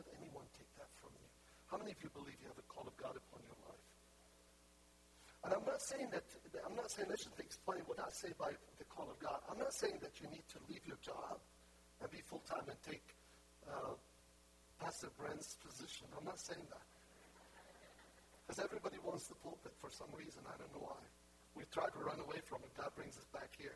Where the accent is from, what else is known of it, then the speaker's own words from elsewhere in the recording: Lebanon; moved away; also born or lived in Haifa, Israel; I was born in Haifa, I'm Palestinian. My family are pure Palestinians. I was born in the Holy Land. And when I was 1 year old, my family moved to Lebanon